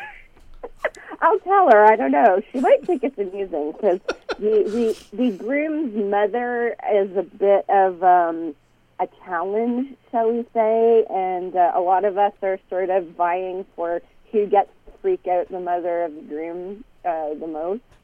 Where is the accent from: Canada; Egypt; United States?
Canada; I'm Canadian.